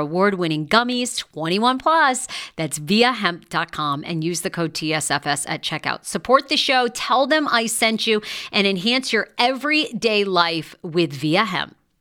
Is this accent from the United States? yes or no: yes; Maine, United States; I grew up in Maine, which oddly was not very diverse